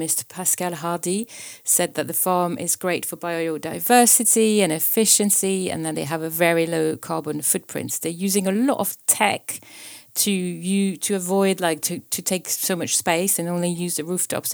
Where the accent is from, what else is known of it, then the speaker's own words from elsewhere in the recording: Paris, Île-de-France, France; moved away; also born or lived in Prague; in my hometown, Paris